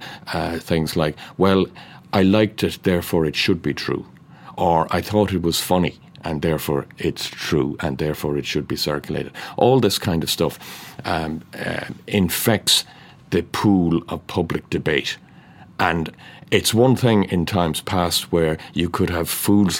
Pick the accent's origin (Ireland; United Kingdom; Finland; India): Ireland; North Cork, Munster; I'm from North Cork